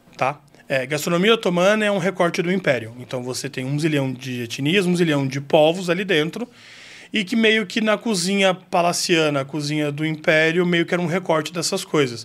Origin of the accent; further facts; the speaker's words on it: Campo Grande, Mato Grosso do Sul, Brazil; moved away; also born or lived in Araraquara, São Paulo / Istanbul, Turkey; eu nasci em São Paulo, né, em Araraquara, mas eu fui criado em Campo Grande, no Mato Grosso do Sul